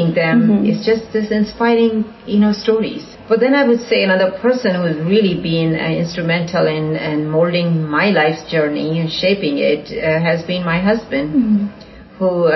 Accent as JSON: {"language": "English", "country": "India", "tie": "born or raised there", "moved": "yes", "lives_now": "Houston, United States", "said": "growing up in India, in a fairly conservative environment"}